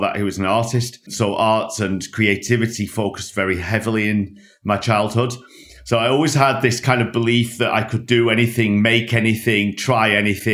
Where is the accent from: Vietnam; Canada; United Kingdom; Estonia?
United Kingdom; Lancashire, North West England; moved away; I grew up in Lancashire in a small working class town just north of Manchester